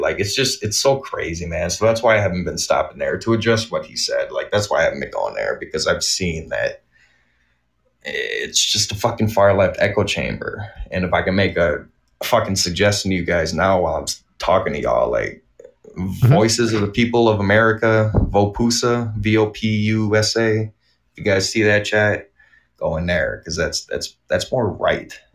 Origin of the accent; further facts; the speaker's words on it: Kenosha, Wisconsin, United States; I grew up in a village in Kenosha County, so I grew up around 2,000 people was the population of my city but I grew up in Kenosha